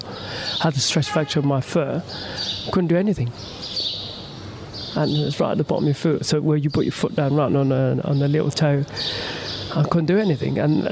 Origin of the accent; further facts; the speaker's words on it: London, United Kingdom; my hometown in London